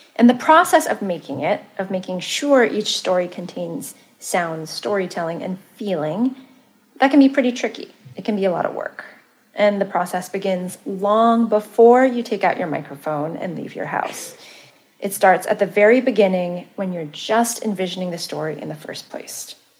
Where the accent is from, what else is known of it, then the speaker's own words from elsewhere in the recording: Malaysia; moved away; also born or lived in Santa Cruz, California; I'm Malaysian